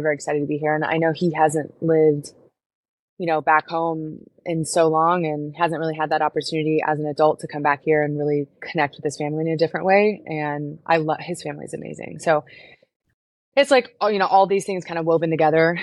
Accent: Houston, Texas, United States; moved away as an adult; also born or lived in Florida; I was born and raised in Houston

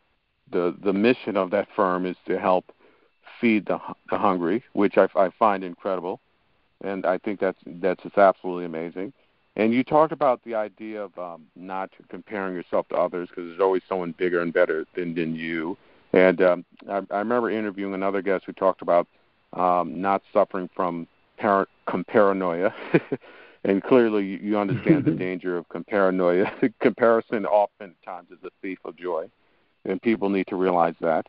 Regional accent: New York, United States; I was born and raised in New York, but my parents actually immigrated to this country from Haiti

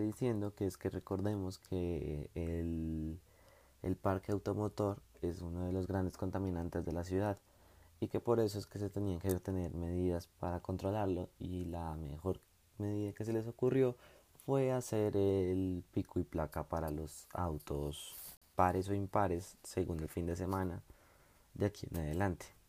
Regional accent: Bogotá, Bogotá Capital District, Colombia; somos la capital de Colombia

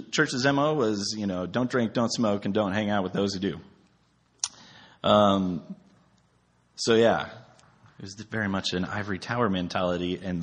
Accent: South Dakota, United States; punk rock scene that I grew up in South Dakota

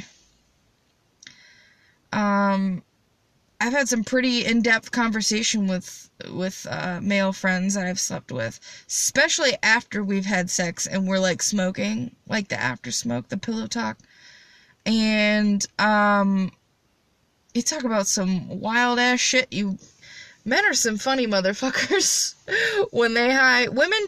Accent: Midwest, United States; I'm from the Midwest

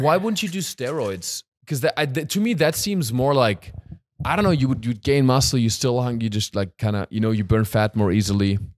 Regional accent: Hochschwarzwald, Baden-Württemberg, Germany; moved away; in my hometown, in Eibisbach, Mochschwarzwald

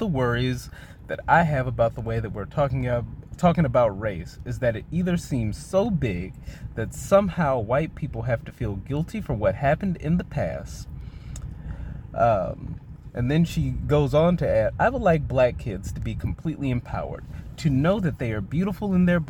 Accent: Mississippi, United States; moved away; I was born in Mississippi. I spent my elementary school years in the fine education system of the state of Mississippi.

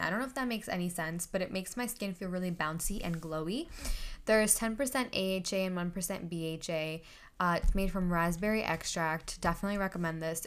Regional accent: India; I'm Indian

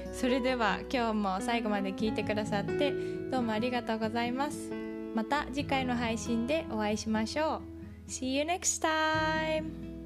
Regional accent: Japan; moved away; 日本育ち

